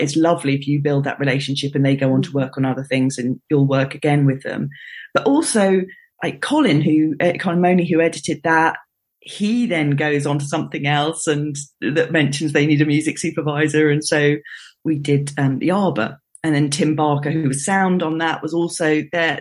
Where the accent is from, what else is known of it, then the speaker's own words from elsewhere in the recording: London, United Kingdom; I was born in London, grew up in London, stayed in London for for university